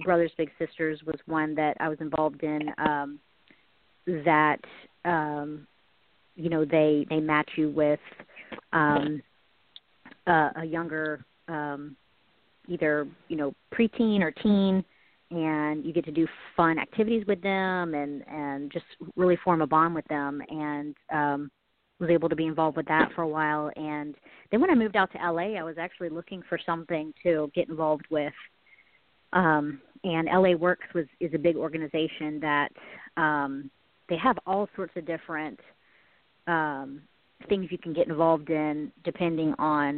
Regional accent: Charleston, South Carolina, United States; also born or lived in Los Angeles / New York; now in Nashville, United States; I'm from South Carolina, from Charleston, South Carolina.

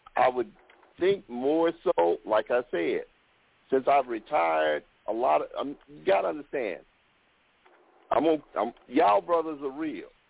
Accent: Mississippi, United States; I'm from Mississippi.

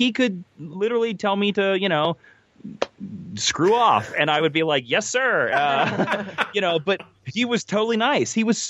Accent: Kansas, United States; And because I'm from Kansas and, you know, I'm from the four-state area.

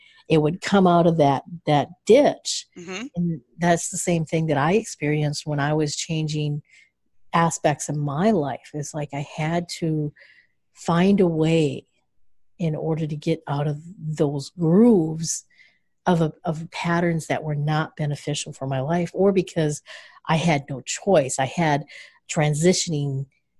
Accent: Michigan, United States; I'm from Michigan

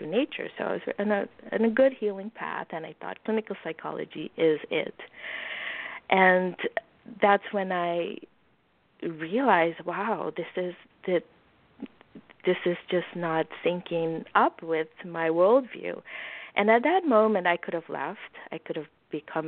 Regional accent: Suriname; moved away; I grew up in Suriname

